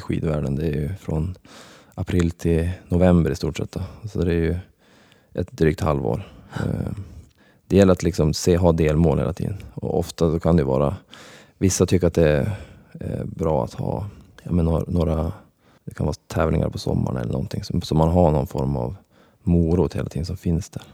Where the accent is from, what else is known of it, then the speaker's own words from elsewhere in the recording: Skellefteå, Västerbotten County, Sweden; jag föddes upp i Skellefteå